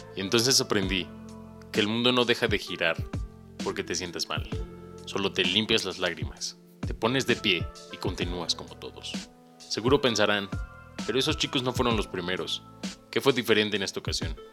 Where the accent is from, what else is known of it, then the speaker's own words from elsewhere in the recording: Cuernavaca, Morelos, Mexico; moved away as an adult; now in Puebla, Mexico; Soy originario de Cuernavaca y llevo tres años aquí en Puebla